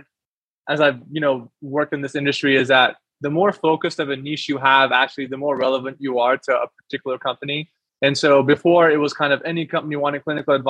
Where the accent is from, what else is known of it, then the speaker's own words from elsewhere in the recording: Pakistan; moved away; I'm from Pakistan